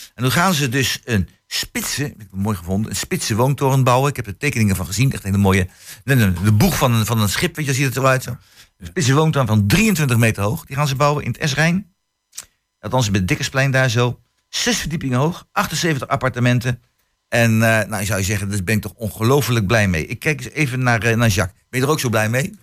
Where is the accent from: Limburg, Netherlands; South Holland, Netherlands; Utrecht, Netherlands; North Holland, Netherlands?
South Holland, Netherlands; The Hague; also born or lived in Twente; now in Hengelo, Netherlands; ik kom oorspronkelijk, lang geleden, hè, dus 51 eh, jaar geleden, kom ik uit, ja, sorry ik het zeggen moet, ik kom uit Den Haag.